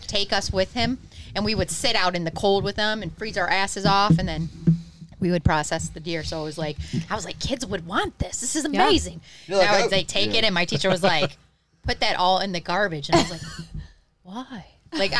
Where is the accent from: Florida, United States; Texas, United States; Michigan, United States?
Michigan, United States; Detroit; I grew up in Detroit